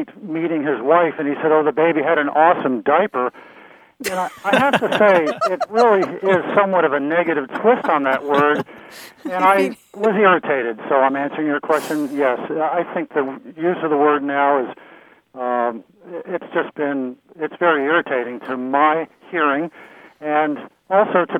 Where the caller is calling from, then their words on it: Vermont, United States; I'm calling from Vermont.